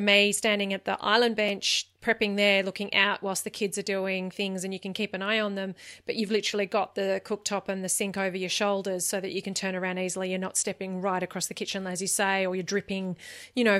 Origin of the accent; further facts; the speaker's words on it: Australia; for me as an Australian